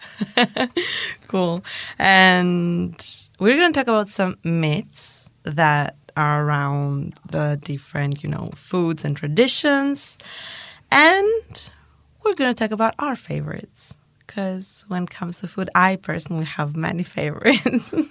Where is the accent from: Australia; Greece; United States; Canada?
Greece